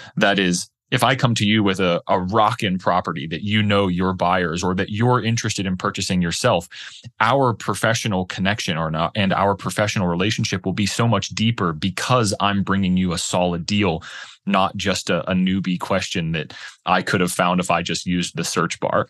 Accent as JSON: {"language": "English", "town": "Pittsburgh", "region": "Pennsylvania", "country": "United States", "tie": "born or raised there", "also_born_or_lived": "Boulder, Colorado", "moved": "as an adult", "said": "my wife and I, we grew up in Pittsburgh, Pennsylvania."}